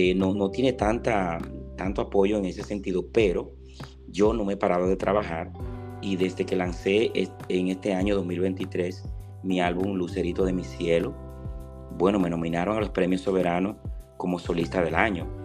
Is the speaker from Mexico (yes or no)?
no; Monte Cristi, Dominican Republic; moved away; desde que yo salí de mi pueblo, mi pueblo es Montecristi